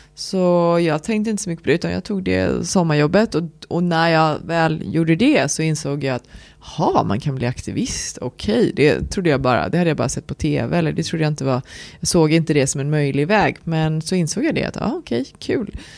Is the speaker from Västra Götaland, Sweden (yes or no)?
yes; Lerum, Västra Götaland, Sweden; Jag är uppväxt i Lerum utanför Göteborg